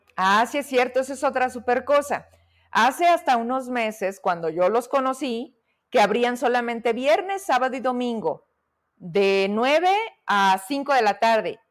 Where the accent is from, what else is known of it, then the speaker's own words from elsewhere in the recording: Fresnillo, Zacatecas, Mexico; now in Zacatecas, Mexico; A mí Mendoza, Berrería Mendoza, pues es mi casa, en Fresnillo